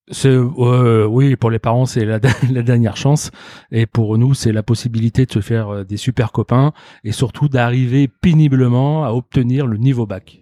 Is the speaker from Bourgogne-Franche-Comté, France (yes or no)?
no; Lyon, Auvergne-Rhône-Alpes, France; also born or lived in Toulouse; je suis arrivé à Lyon, euh, je pense que j'avais euh, un an et demi environ